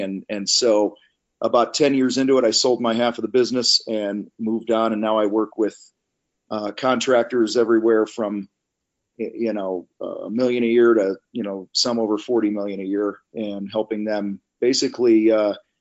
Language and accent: English; Wheaton, Illinois, United States; I grew up outside of Chicago, a town called Wheaton, Illinois, and grew up in the trades.